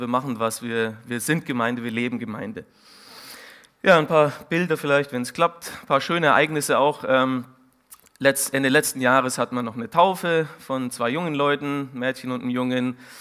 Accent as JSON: {"language": "German", "town": "Munich", "region": "Bavaria", "country": "Germany", "also_born_or_lived": "Siegen", "moved": "yes", "said": "ich bin ursprünglich aus dem Münchner Norden"}